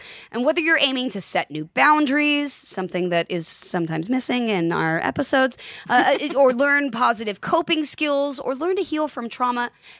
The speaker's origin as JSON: {"language": "English", "region": "California", "country": "United States", "tie": "born or raised there", "said": "Because I grew up near Disneyland."}